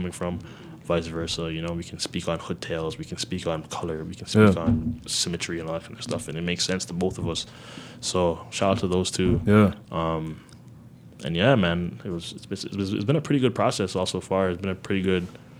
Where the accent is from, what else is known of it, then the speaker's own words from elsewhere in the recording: Toronto, Ontario, Canada; I'm from Toronto